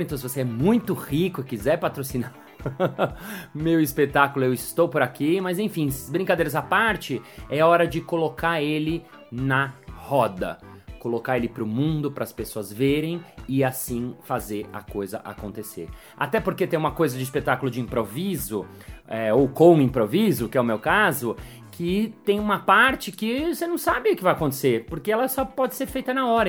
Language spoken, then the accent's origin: Portuguese; Brazil; accent: Brazilian Portuguese; o meu português brasileiro